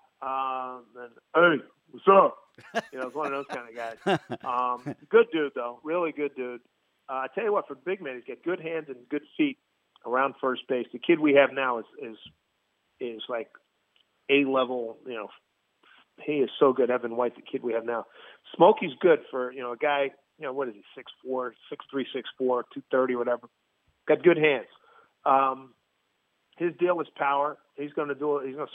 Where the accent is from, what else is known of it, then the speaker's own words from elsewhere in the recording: Philadelphia, Pennsylvania, United States; I grew up in Philly in the National League as a National League guy